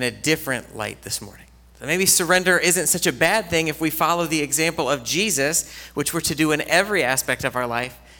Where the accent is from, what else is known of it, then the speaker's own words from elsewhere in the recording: Ohio, United States; now in Lockport, United States; to come back to Ohio, to be where I grew up